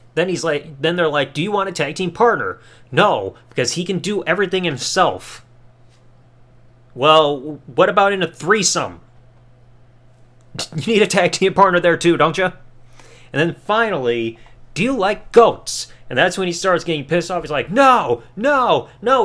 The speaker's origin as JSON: {"language": "English", "country": "United States", "said": "I'm an American."}